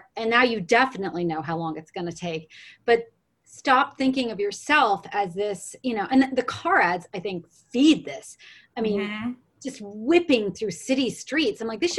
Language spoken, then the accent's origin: English; New York, United States; now in Los Angeles, United States; I'm from New York